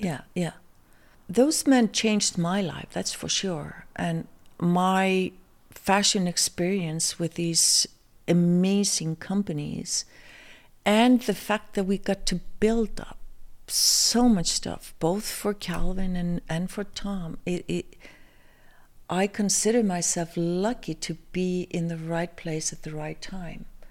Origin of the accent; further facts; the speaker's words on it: Iceland; moved away as an adult; also born or lived in New York, United States; coming from Iceland